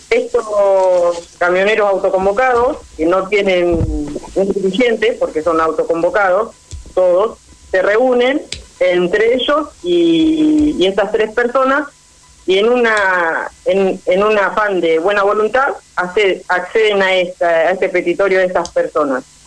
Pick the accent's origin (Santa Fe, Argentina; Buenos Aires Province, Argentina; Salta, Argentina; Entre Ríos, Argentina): Buenos Aires Province, Argentina; Tres Arroyos; Tres Arroyos somos Argentina